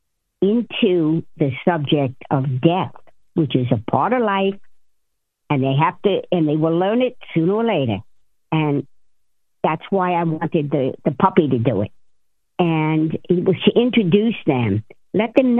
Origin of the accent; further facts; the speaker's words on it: Jersey City, New Jersey, United States; I was born and raised in Jersey City. I grew up with a bunch of wise guys